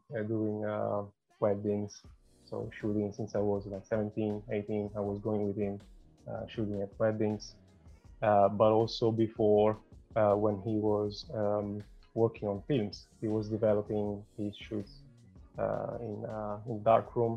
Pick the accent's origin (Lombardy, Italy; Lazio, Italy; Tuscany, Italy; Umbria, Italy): Lazio, Italy; Rome; moved away as an adult; also born or lived in Rotterdam, Netherlands; now in London, United Kingdom; I'm from Italy, from Rome, born and raised in Rome.